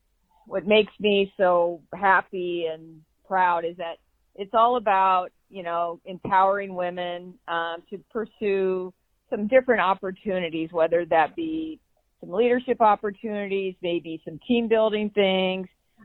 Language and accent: English; Burlington, United States; I grew up in Burlington, made the trek across the state to play for me when I coached volleyball here.